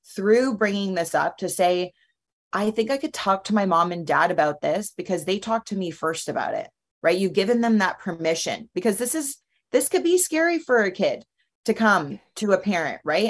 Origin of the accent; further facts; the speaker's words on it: Canada; moved away; also born or lived in United States; being in Canada as a Canadian, but living in the United States